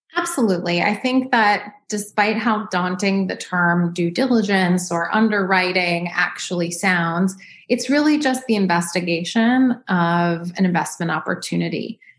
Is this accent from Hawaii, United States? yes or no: no; New York City, New York, United States; also born or lived in Los Angeles; now in Dallas, United States; I grew up in New York City.